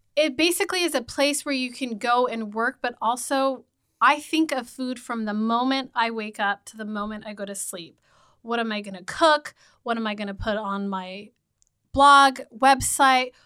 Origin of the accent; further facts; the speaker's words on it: Redlands, California, United States; I grew up in Redlands